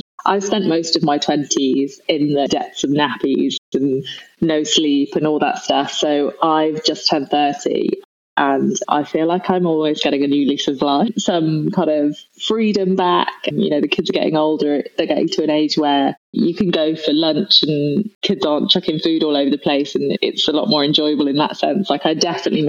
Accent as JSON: {"language": "English", "town": "Nantwich", "region": "North West England", "country": "United Kingdom", "tie": "born or raised there", "also_born_or_lived": "London", "moved": "as an adult", "said": "I'm actually from Cheshire, a place called Nantwich, but nobody's ever really heard of it. I grew up on a dairy farm in the middle of nowhere"}